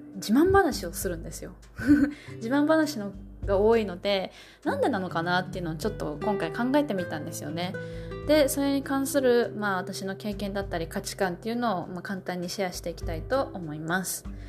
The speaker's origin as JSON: {"language": "Japanese", "region": "Kansai", "country": "Japan", "tie": "born or raised there", "also_born_or_lived": "Kanto", "moved": "yes", "said": "私もまあ関西出身ですけど"}